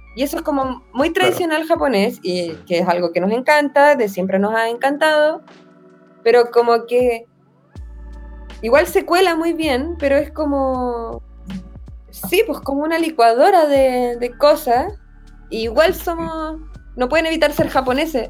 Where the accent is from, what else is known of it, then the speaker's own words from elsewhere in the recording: Chile; como soy chilena